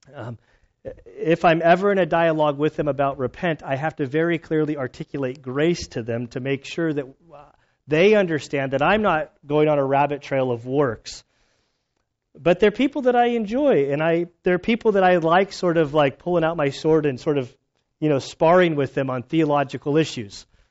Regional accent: United States; moved away; My childhood growing up in Lake Tahoe area, uh, for about six years there

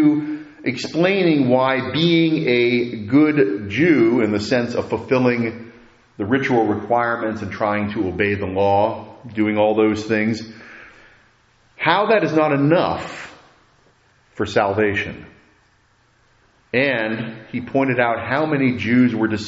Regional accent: United States; as Americans

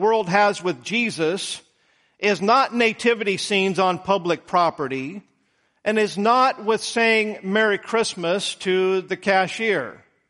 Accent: United States; I speak as a man, as an American

